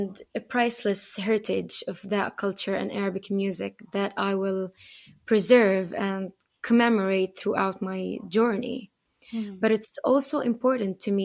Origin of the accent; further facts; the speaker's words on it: United States; moved away; also born or lived in Acre, Galilee, Palestine; growing up in the States